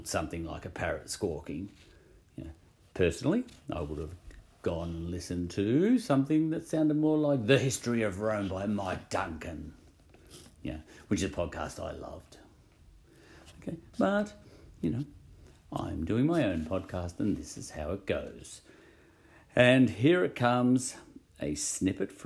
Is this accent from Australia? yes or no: yes; Australia; I'm an Australian